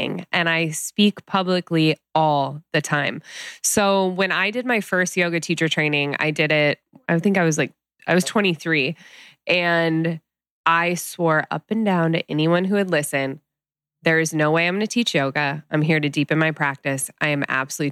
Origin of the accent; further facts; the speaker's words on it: Midwest, United States; now in Los Angeles, United States; growing up in the Midwest